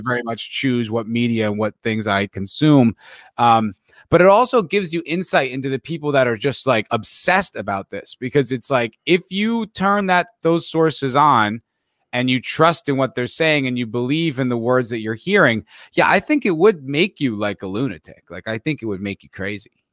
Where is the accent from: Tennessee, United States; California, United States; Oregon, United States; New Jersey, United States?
New Jersey, United States; I grew up in the East Coast, I grew up in New Jersey